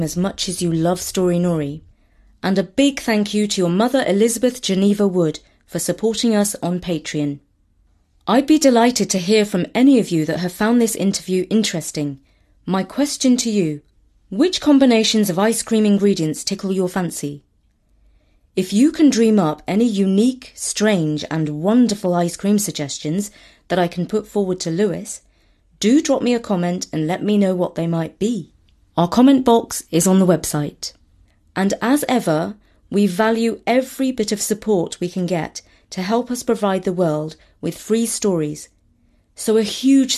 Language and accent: English; India; I'm Indian